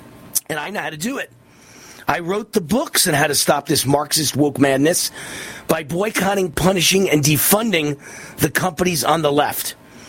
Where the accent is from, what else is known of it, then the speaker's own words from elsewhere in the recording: New York, United States; moved away as an adult; I was born and raised in New York. I graduated from Columbia University in New York City. My first apartment as an adult was in New York City. Even in the past 3 decades since I left